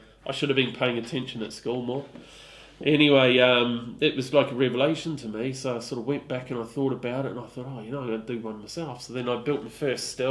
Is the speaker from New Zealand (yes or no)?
yes; New Zealand; now in Stroud, United Kingdom; I grew up in New Zealand